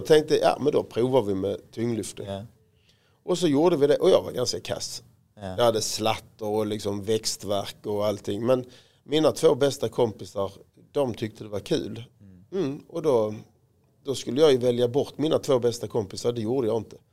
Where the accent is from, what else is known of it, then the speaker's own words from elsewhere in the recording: Råå, Skåne, Sweden; jag var ju fotbollsspelare som alla andra pojkar på Rå där jag växte upp